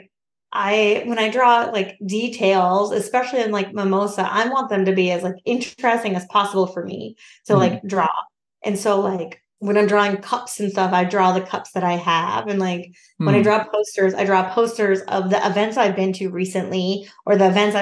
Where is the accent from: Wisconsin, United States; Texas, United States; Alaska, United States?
Alaska, United States; moved away; also born or lived in Minneapolis; my hometown up in Alaska.